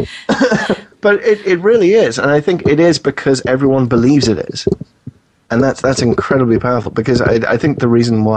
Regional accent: United Kingdom; moved away as an adult; also born or lived in New York; now in United States; you can probably tell from my accent, I'm not from the U.S. to begin

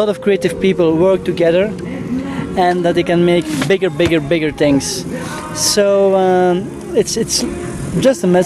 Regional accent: Belgium; We come from Belgium

